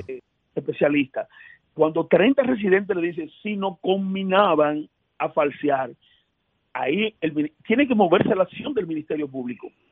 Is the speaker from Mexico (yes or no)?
no; Elías Piña, Dominican Republic; Yo vengo de Elías Piña. Yo me atendí toda mi vida en un hospital público